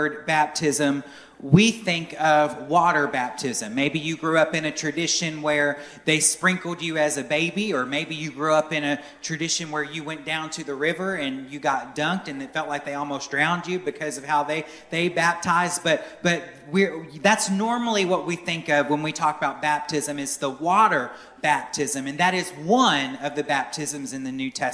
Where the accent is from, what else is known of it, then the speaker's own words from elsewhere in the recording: near Norfolk, Virginia, United States; now in Belleville, Arkansas, United States; I grew up on the East Coast, and I grew up near Norfolk, Virginia, where one of the largest shipbuilding operations in the world is